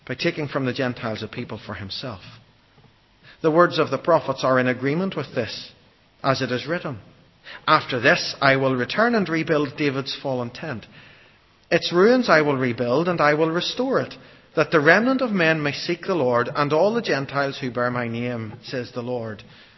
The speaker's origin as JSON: {"language": "English", "country": "Ireland", "said": "I'm an Irish Baptist"}